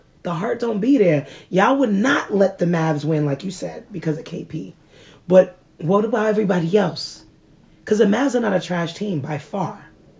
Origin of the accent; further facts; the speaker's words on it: New York City, New York, United States; I was born in Manhattan.